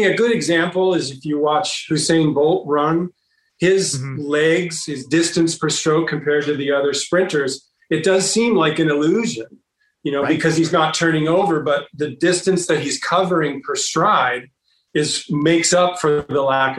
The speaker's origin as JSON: {"language": "English", "area": "Bay Area", "region": "California", "country": "United States", "tie": "born or raised there", "said": "I grew up in the Bay Area"}